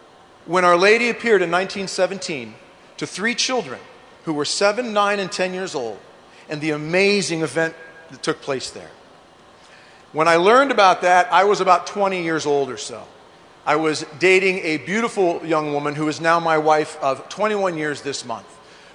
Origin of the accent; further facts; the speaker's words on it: Lincoln, Nebraska, United States; I come from Lincoln, Nebraska. Nebraska is not known for a whole lot. We have about 1.7 million people in the entire state. We have corn, we have cows, and we have college football.